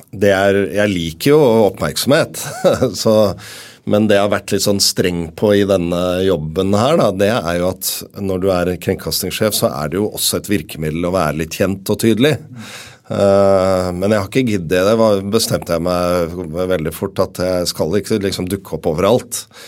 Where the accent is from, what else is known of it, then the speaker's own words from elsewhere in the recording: Oslo, Norway; Jeg er fra Groruddalen i Oslo